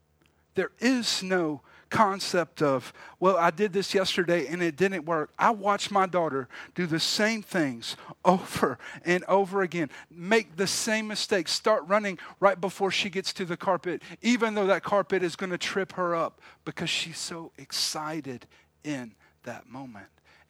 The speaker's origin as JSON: {"language": "English", "region": "South Carolina", "country": "United States", "tie": "born or raised there", "said": "we were talking about growing up where I grew up in South Carolina. My parents are from here, both have family here, but they moved away. And so I lived right outside of Charleston."}